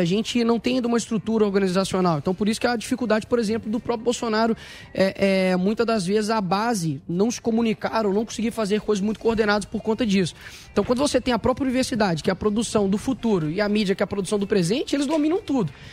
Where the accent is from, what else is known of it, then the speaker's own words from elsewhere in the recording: Belo Horizonte, Minas Gerais, Brazil; que é o local onde eu nasci, que foi a favela da Cabana do Pai Tomás